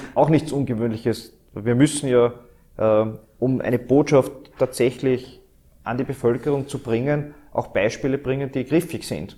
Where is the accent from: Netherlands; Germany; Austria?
Austria; dieses Österreich, diese Heimat, die wir haben